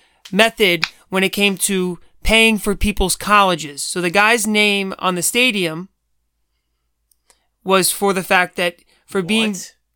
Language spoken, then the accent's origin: English; United States; I'm an American.